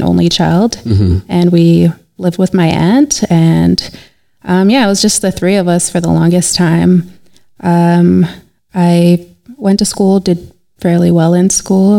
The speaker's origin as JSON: {"language": "English", "town": "Calgary", "region": "Alberta", "country": "Canada", "tie": "born or raised there", "also_born_or_lived": "May Pen, Jamaica", "said": "I was born in Jamaica, Maypen, Jamaica, and I was raised there until I was three, and then I moved to Canada with my mom, and I've been in Calgary ever since then."}